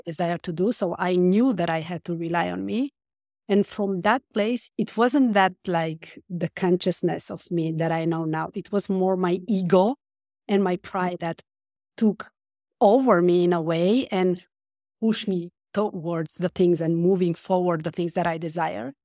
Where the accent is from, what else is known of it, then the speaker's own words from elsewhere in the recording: Romania; moved away as an adult; now in France; I grew up in Romania and I moved to France when I was an adult